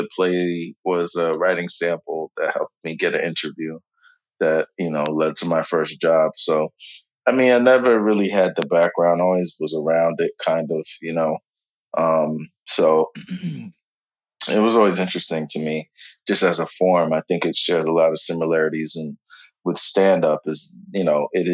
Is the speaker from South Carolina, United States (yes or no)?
no; New York, United States; I'm from New York